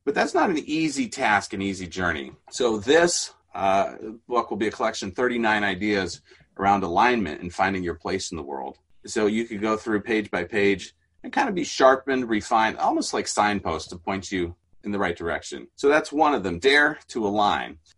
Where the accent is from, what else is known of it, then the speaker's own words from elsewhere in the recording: Mexico; as a missionary kid in Mexico, had a very different childhood and upbringing.